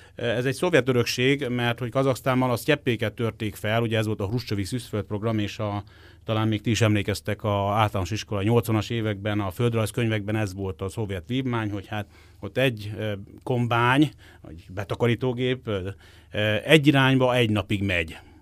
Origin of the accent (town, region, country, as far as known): Hungary